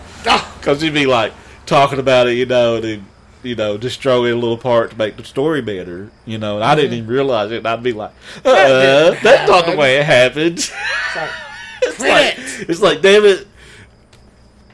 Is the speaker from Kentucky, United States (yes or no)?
yes; Kentucky, United States; we're from Kentucky